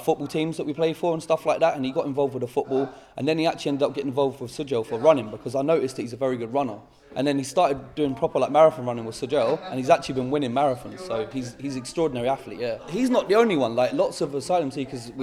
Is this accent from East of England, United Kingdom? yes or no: yes; Houghton Regis, East of England, United Kingdom; I grew up in Houghton Regis